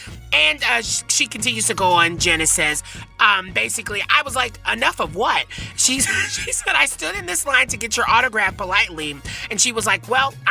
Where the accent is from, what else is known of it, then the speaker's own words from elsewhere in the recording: Tennessee, United States; I'm from Tennessee